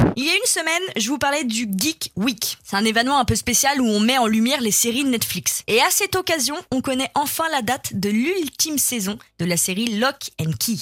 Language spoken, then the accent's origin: French; France; chez nous, en France